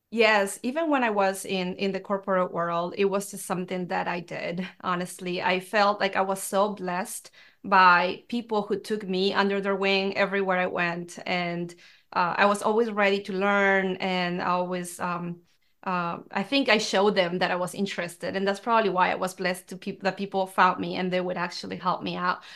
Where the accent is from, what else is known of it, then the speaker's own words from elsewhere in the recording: Peru; now in United States; I grew up in Peru, and it's a very traditional, um, country